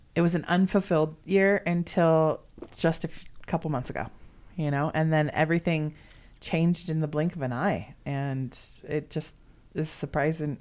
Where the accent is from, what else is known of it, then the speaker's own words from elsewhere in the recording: Southern California, United States; moved away; also born or lived in Oregon; growing up in Southern California. Like, I never had a white Christmas until I lived in Oregon.